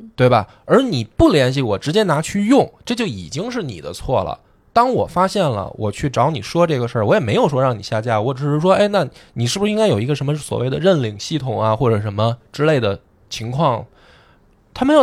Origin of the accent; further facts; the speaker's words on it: China; 我们中国人